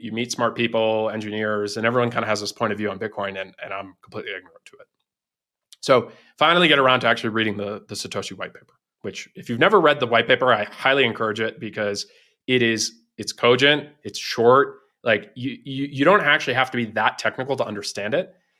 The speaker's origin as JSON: {"language": "English", "region": "East Coast", "country": "United States", "tie": "born or raised there", "also_born_or_lived": "Silicon Valley", "moved": "as an adult", "said": "I'm originally from the East Coast, um, spent, you know, first eighteen years of my life there"}